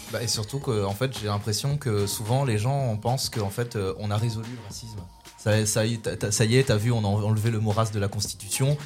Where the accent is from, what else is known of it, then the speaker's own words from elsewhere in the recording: Louvain-la-Neuve, Wallonia, Belgium; j'ai grandi en Belgique et j'ai grandi à Louvain-la-Neuve